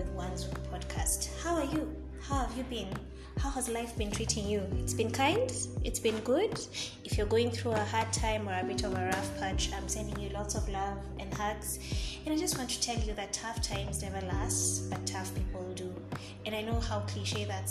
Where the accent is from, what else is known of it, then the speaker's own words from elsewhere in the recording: Kenya; also born or lived in Nairobi; being a Kenyan living in Kenya, Nairobi to be exact